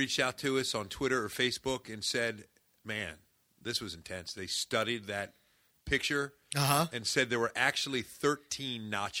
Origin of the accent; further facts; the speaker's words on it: Parkville, Maryland, United States; growing up in Parkville, Maryland, not terribly far away from where you are now